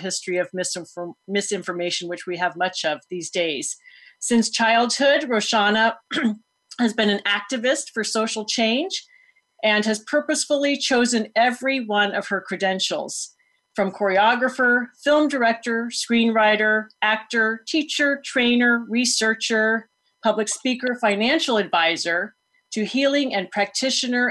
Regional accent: Foster City, California, United States; I am speaking to you today from my parents' home where I grew up in Foster City

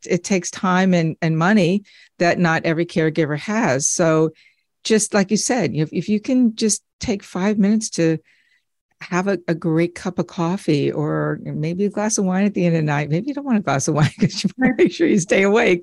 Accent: United States; moved away as an adult; also born or lived in Redding, Connecticut; now in Florida, United States; We're from the New York tri-state area

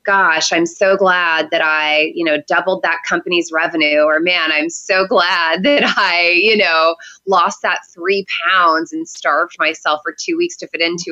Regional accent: Seattle, Washington, United States; also born or lived in San Diego / Florida; now in New York, United States; Seattle originally, but I moved to New York from San Diego

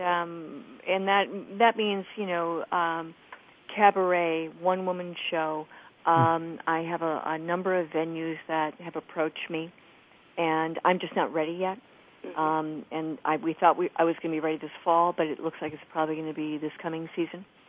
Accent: Illinois, United States; moved away; mom of two in Illinois, not far from my hometown

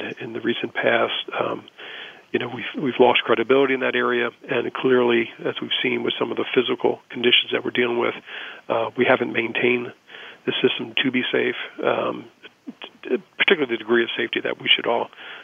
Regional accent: Baltimore, Maryland, United States; growing up in Baltimore

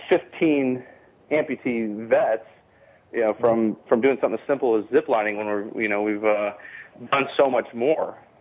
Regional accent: San Diego, California, United States; moved away; I'm from San Diego

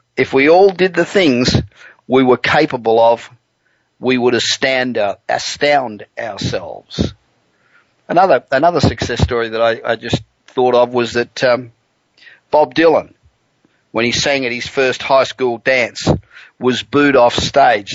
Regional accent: Australia; accent: Australian; now in Los Angeles, United States; being Australian accent

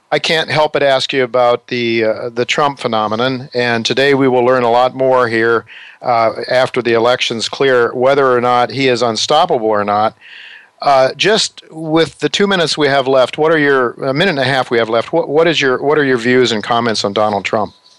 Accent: United States; as an American

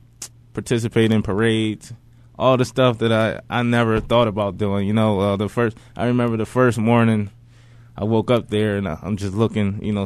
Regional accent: Philadelphia, Pennsylvania, United States; also born or lived in Neshaminy, Pennsylvania; I grew up in West Philly

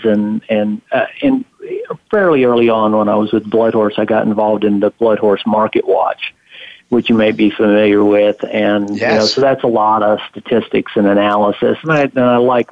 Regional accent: Houston, Texas, United States; moved away as an adult; now in Lexington, United States; I did most of my growing up in Houston

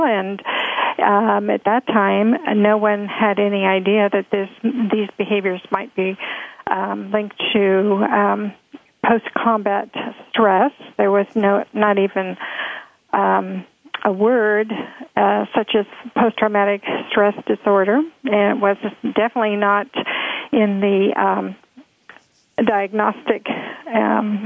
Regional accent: Alexandria, Virginia, United States; moved away as an adult; also born or lived in Washington, D.C. / San Francisco, California; I grew up in Alexandria, Virginia

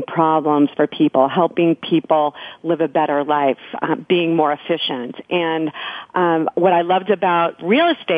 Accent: New York, United States; moved away as an adult; also born or lived in Silicon Valley / Denver; I'm a New Yorker. I moved out west

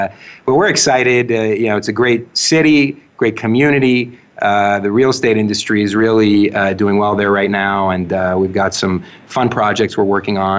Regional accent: Montreal, Quebec, Canada; moved away as an adult; now in New York, United States; But I'm originally from Montreal. I grew up, born and raised there. I am a third-generation Canadian and been living in New York since college.

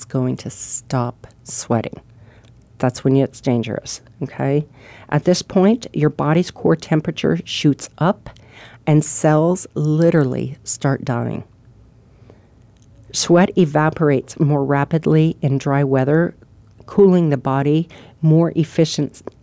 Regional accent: Arizona, United States; moved away as an adult; also born or lived in Ohio; I grew up here, and I lived here. I didn't move away from Arizona until I was 26

